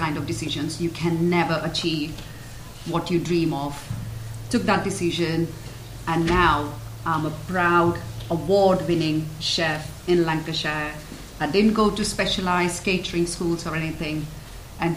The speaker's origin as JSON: {"language": "English", "town": "Mumbai", "region": "Maharashtra", "country": "India", "tie": "born or raised there", "moved": "yes", "lives_now": "Blackpool, United Kingdom", "said": "I grew up in Mumbai, one of the cities in India"}